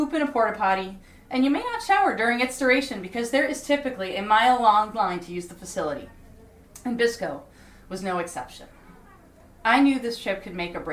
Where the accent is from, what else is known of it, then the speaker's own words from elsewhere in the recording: Florida, United States; now in New York City, United States; I'm from Florida